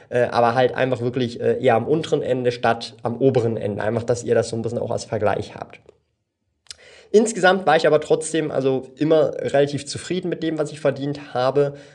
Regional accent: Switzerland; born there; first language Swiss German; German is a second language; Und ich bin ja gebürtiger Schweizer, auch wenn man es mir jetzt nicht anhören mag von der, von der Stimme her oder vom Dialekt. Aber natürlich spreche ich normalerweise eigentlich Schweizerdeutsch und nur in diesen Videos spreche ich mit euch Hochdeutsch

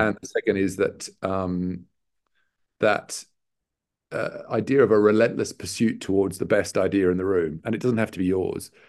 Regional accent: Sydney, New South Wales, Australia; moved away; also born or lived in Newcastle, New South Wales; I'm Australian. Um, I was born in a, a, a mining town north of Sydney, um, also called Newcastle. uh, and, um, brought up in Sydney.

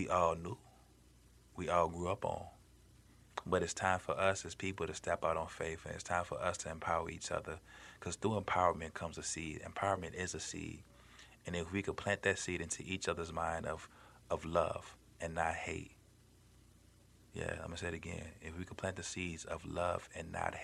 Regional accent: Chicago, Illinois, United States; I grew up in Chicago

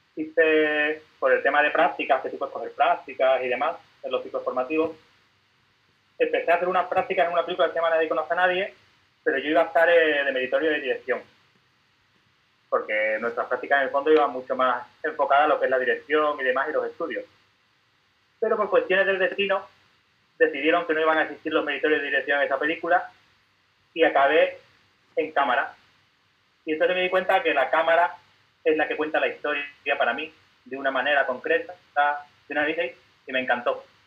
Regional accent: Seville, Andalusia, Spain; yo soy de Sevilla, de un barrio que se llama Torre Blanca de los Caños.

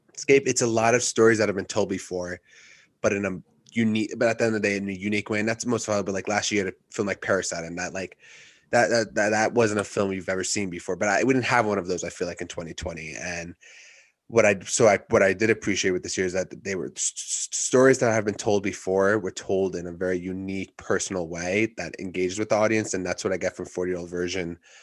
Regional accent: Westchester, New York, United States; I'm from Westchester, I grew up here

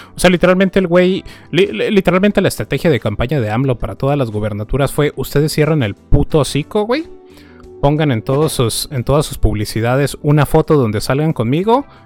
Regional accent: northern Mexico, Mexico; nosotros tres somos, este, somos norteños

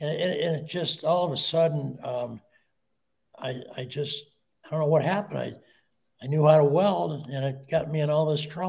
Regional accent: Detroit, Michigan, United States; moved away as an adult; also born or lived in Colorado Springs, Colorado; I came to Colorado Springs as a GI stationed at Fort Carson. And I was born in Detroit, Michigan.

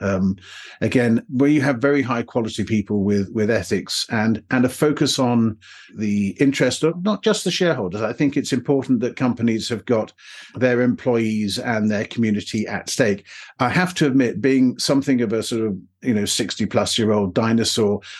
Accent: England, United Kingdom; accent: somewhat English; my somewhat English accent

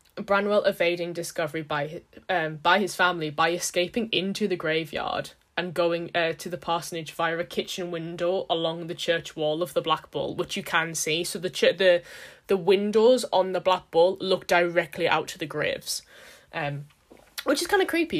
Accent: United Kingdom; we're British.

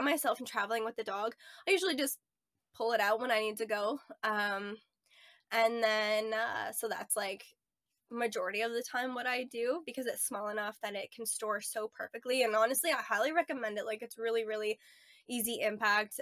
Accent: Ontario, Canada; moved away as an adult; also born or lived in Nova Scotia / Edmonton; I grew up in Ontario for most of my life, um, lived in Nova Scotia for part of my life

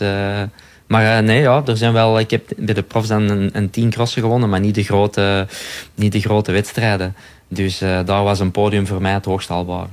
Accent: Belgium; wij als Belgen

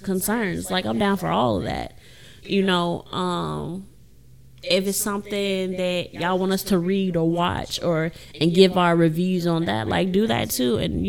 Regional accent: Indianola, Mississippi, United States; raised in the great city of Indianola

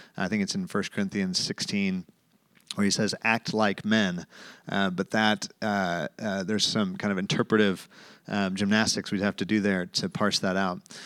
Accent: Tulsa, Oklahoma, United States; moved away; I grew up in Tulsa, Oklahoma, went to Jinx High School

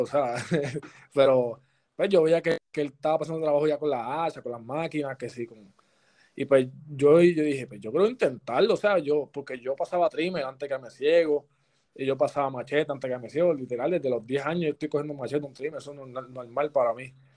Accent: Patillas, Puerto Rico; me gusta estar allá en, mi pueblo, allá en Patilla.

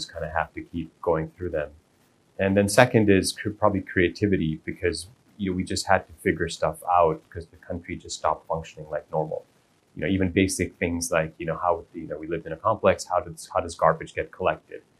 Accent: Kuwait; So although we're Indian, we've been in Kuwait for multiple generations

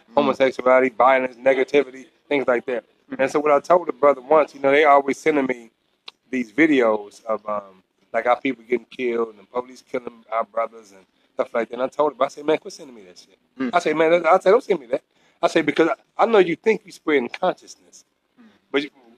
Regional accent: St. Louis, Missouri, United States; moved away; also born or lived in Georgia; I'm from St. Louis, Missouri.

